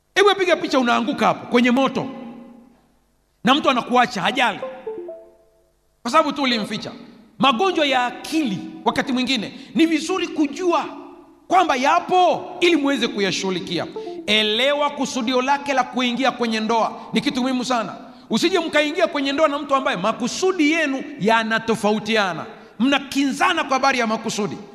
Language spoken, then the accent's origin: Swahili; Sukumaland, Tanzania; Nilizaliwa Usukumani